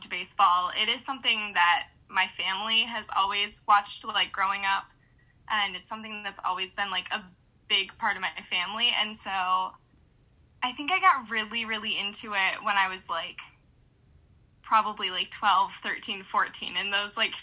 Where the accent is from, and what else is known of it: Utica, Michigan, United States; born or raised there